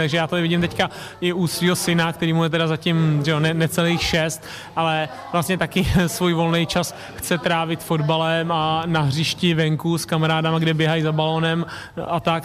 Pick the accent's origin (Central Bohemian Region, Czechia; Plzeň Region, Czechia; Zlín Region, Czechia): Central Bohemian Region, Czechia; Tuchlovice; jsme tady všichni, nebo většina rodilí Tuchlovi, eh, z Tuchlovic